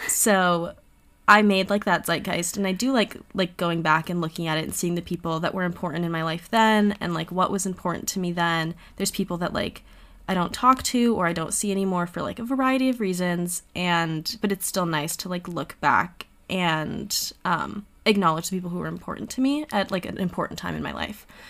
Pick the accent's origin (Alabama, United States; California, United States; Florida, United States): Florida, United States; Miami; I'm also from Miami